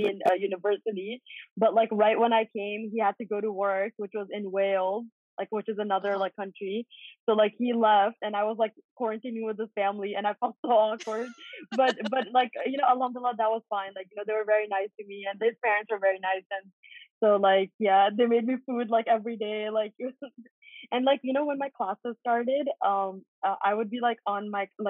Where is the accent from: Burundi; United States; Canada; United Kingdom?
Canada; But thankfully, because I'm also Canadian, so I was able to go to Canada, and then from Canada I went to England.